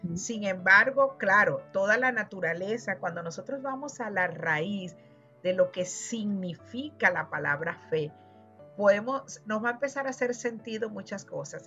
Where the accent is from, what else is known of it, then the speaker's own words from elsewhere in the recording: Venezuela; moved away; decimos en mi país, en Venezuela